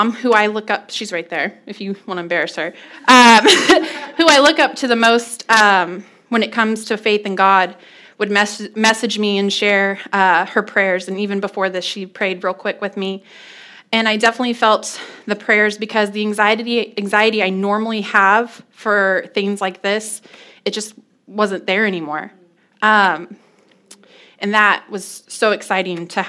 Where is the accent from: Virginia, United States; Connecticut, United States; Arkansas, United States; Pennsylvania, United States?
Arkansas, United States; Fort Smith; I was born the youngest of six in Fort Smith, Arkansas